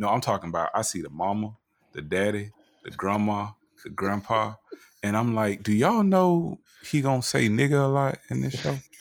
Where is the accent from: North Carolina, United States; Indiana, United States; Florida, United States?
Florida, United States; I am from Florida